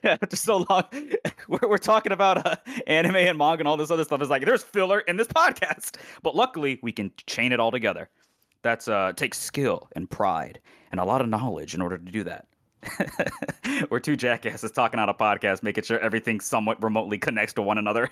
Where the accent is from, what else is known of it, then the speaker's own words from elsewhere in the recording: United States; as an American